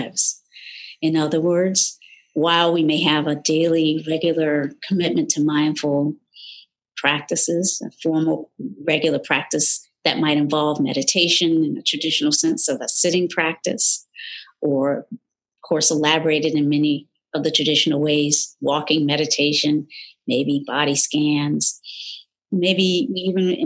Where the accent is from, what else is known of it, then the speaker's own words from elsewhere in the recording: North Carolina, United States; moved away; Born in the South, North Carolina to be specific, in a still segregated, predominantly, almost exclusively Black community